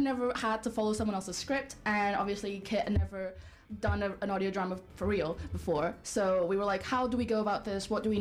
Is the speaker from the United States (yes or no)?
no; Portugal; moved away as an adult; now in Bournemouth, United Kingdom; I've been here for a while, even though I'm from Portugal. I came for undergrad like 5 years ago.